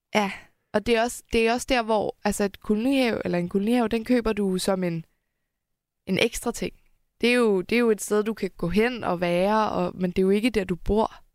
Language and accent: Danish; Helsingør, Capital Region of Denmark, Denmark; Helsingør, hvor jeg er opvokset